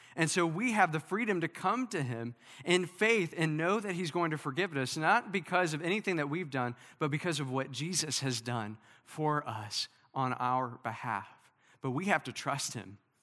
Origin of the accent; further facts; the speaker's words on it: Princeton, Kentucky, United States; my hometown in, in Princeton, Kentucky